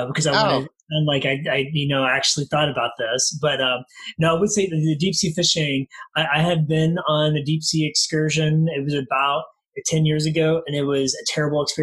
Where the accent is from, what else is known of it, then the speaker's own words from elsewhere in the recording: the South, United States; moved away; I'm from the South